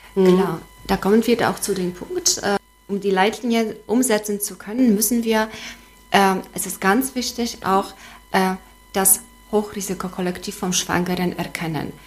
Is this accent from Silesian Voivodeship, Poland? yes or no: no; Gdańsk, Pomeranian Voivodeship, Poland; German is a second language; moved away as an adult; also born or lived in Szczecin / Schwedt an der Oder; now in Wismar, Germany; weil ich ursprünglich aus Danzig komme